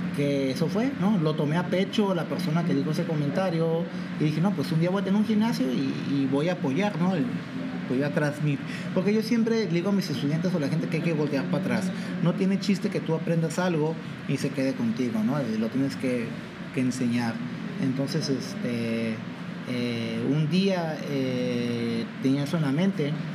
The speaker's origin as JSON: {"language": "Spanish", "country": "Mexico", "said": "yo soy mexicano"}